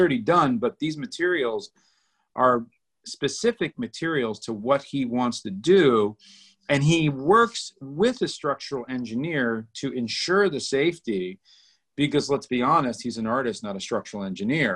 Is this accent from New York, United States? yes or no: yes; New York, United States; I'm from Manhattan